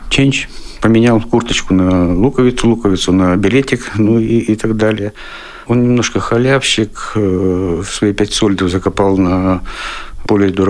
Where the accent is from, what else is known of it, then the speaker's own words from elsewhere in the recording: Siberia, Russia; Сибиряк тоже. Я сибиряк.